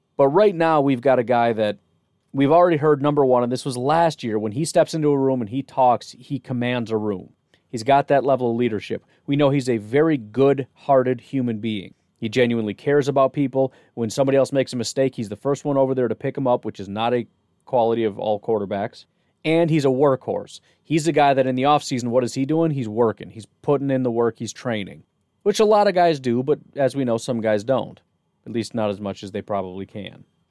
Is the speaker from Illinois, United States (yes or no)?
yes; Illinois, United States; moved away; When I grew up in Illinois